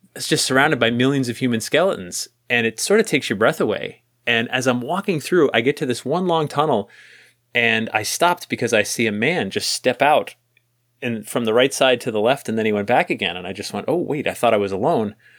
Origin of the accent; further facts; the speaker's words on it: New England, United States; growing up in New England